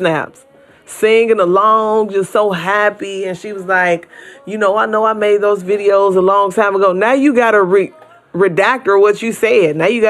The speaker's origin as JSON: {"language": "English", "town": "Chicago", "region": "Illinois", "country": "United States", "tie": "born or raised there", "said": "I'm from Chicago."}